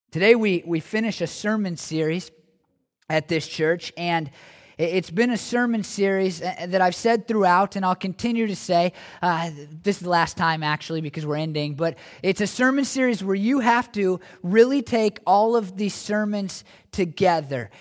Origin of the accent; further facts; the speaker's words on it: United States; as American Christians